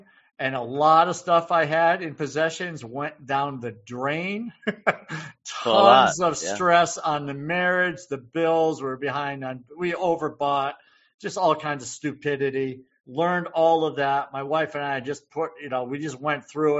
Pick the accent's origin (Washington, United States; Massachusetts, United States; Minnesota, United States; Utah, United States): Massachusetts, United States; small town Massachusetts guy